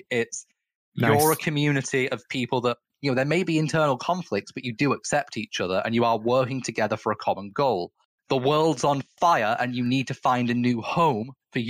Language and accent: English; England, United Kingdom; that the fact that I was born into the European Union now doesn't matter. I am no longer European. I am just English.